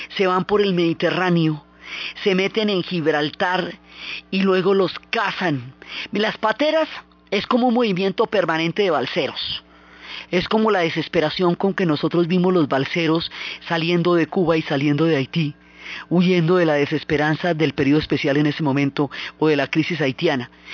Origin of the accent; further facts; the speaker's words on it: Colombia; todas las múltiples comunidades que han conformado una riqueza cultural que a nosotros todos nos identifica como colombianos